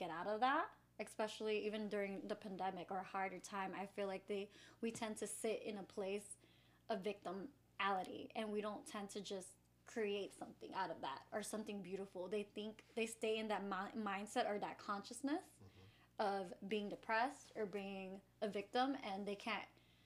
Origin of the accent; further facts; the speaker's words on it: Chicago, Illinois, United States; I'm from Chicago, of course, and I'm a preschool teacher